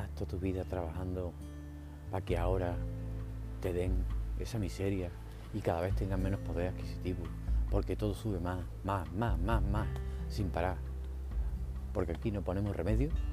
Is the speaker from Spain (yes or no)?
yes; Spain; Que seamos fieles a un partido como si fuera un equipo de fútbol